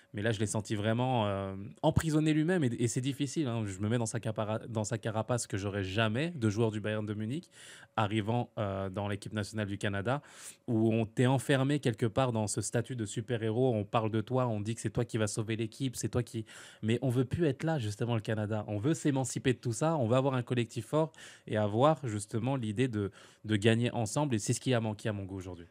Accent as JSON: {"language": "French", "country": "France", "said": "chez moi en France"}